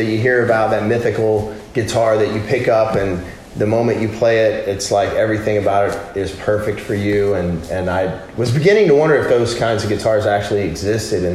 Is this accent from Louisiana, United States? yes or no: yes; Louisiana, United States; also born or lived in California; I'm from Louisiana. We got a place down there. My family's all in Louisiana